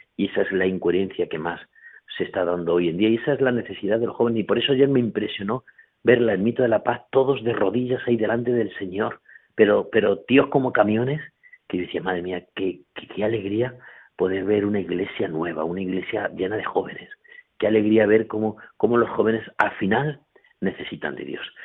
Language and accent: Spanish; Corral de Almaguer, Castilla-La Mancha, Spain; moved away as an adult; now in Huéscar, Spain; dejé el Corral de Almaguer, mi pueblo, mi familia